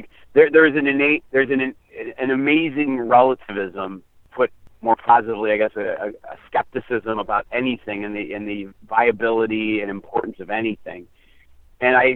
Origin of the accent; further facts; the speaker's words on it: United States; we come from the American experience